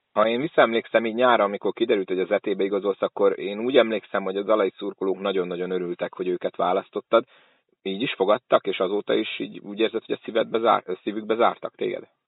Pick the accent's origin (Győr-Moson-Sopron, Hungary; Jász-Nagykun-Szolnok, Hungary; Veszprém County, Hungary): Jász-Nagykun-Szolnok, Hungary; Szolnok; mint szolnoki